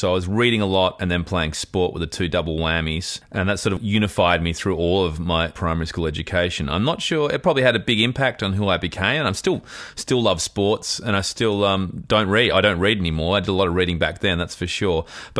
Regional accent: Australia; I found, like a lot of immigrant kids or offspring of immigrants, that sport was the great unifier growing up in Australia.

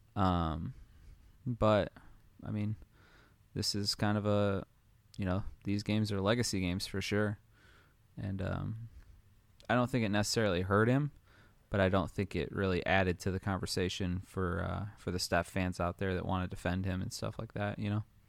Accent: Detroit, Michigan, United States; I'm from Detroit, so I kinda got spoiled there in the early two thousands

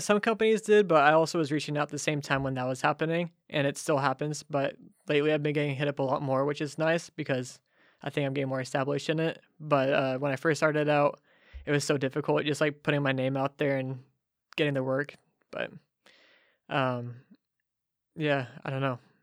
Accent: Ferndale, California, United States; moved away as an adult; now in Nashville, United States; I grew up in Ferndale

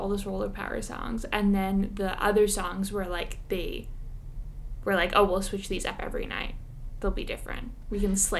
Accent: Vancouver, British Columbia, Canada; also born or lived in Montreal; I currently live in Vancouver, and I am from there.

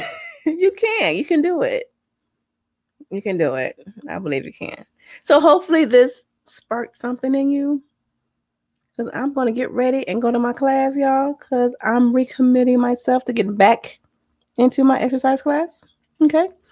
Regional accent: San Diego, California, United States; accent: valley girl; moved away; I grew up in San Diego when I was a kid

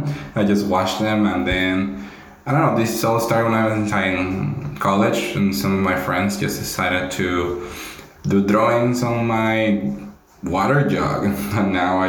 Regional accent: Panama; I am from Panama.

